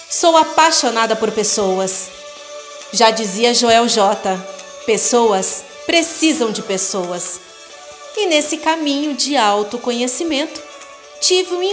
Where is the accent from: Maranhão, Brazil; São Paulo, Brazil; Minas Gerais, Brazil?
São Paulo, Brazil; now in Varginha, Brazil; E há 16 anos vim de São Paulo para Varginha, onde moro atualmente.